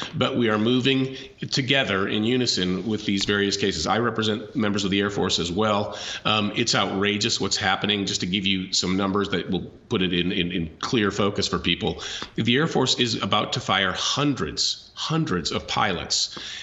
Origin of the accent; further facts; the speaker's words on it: Kansas, United States; my home state